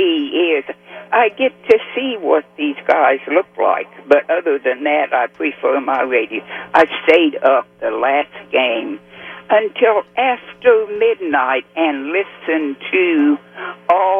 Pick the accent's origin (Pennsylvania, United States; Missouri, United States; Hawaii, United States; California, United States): Missouri, United States; moved away as an adult; now in Houston, United States; I'm originally from Missouri